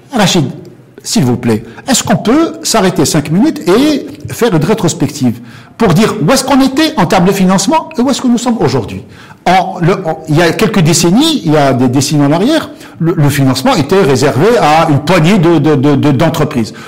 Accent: Morocco; en tant que Marocain

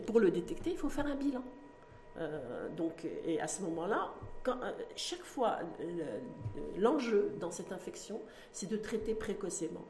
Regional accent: Morocco; chez nous au Maroc

